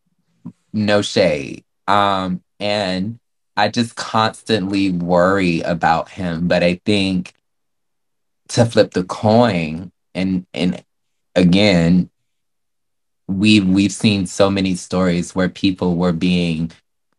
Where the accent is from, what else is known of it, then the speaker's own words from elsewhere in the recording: the South, United States; growing up in the South